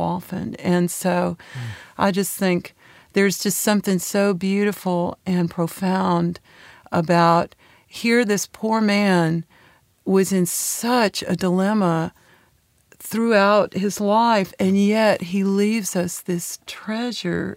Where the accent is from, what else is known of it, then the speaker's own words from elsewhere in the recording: San Francisco Bay Area, California, United States; moved away as an adult; also born or lived in Knoxville, Tennessee; now in Nashville, United States; So I did all my schooling out in California.